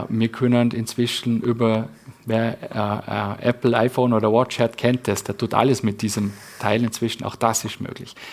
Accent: Vorarlberg, Austria; wo wir es als Vorarlberger einfach ja, drauf hinstellen

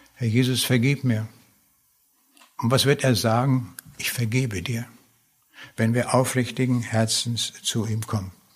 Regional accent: Lüchow, Lower Saxony, Germany; also born or lived in East Prussia / Föhr, Schleswig-Holstein; dann haben wir im Wendland gewohnt also hier im äußersten Zipfel von Niedersachsen. Und dann bin ich in Lüchow zur Schule gegangen

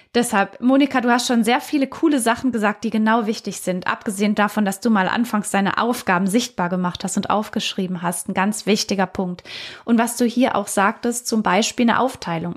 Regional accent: Baden-Württemberg, Germany; ich komme ja aus Baden-Württemberg.

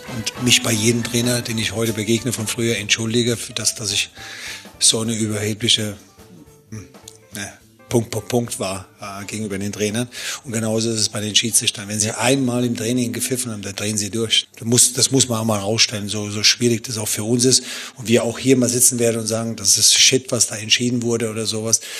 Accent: Swabia, Germany; bin ich Schwabe

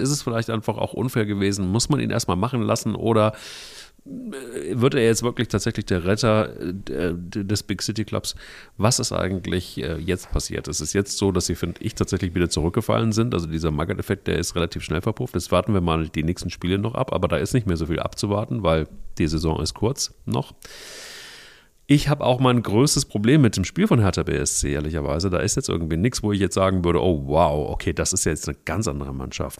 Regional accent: Hesse, Germany; bei uns in Hessen

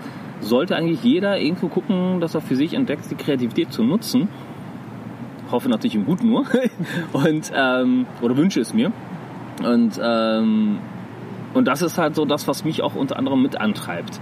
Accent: Iran; now in Germany; ich komme ja aus dem Iran und im Iran bei uns

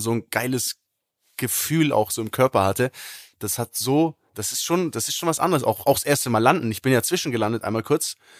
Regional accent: Germany; bei uns in Deutschland

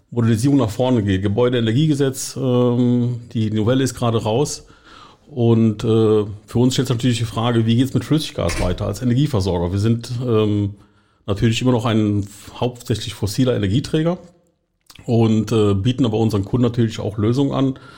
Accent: Eifel, near Düren, North Rhine-Westphalia, Germany; accent: Rhenish; Ich komme aus der Eifel in der Nähe von Düren zwischen Köln und Aachen.

